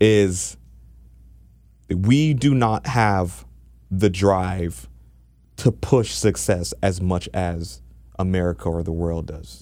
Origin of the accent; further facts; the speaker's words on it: Jamaica; now in Toronto, Canada; I'm Jamaican